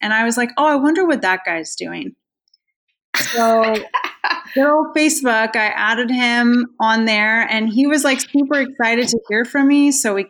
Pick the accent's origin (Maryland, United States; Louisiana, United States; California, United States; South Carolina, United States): California, United States; San Jose; moved away as an adult; also born or lived in Irvine, California / Pennsylvania; now in North Carolina, United States; I am from San Jose, California. I grew up there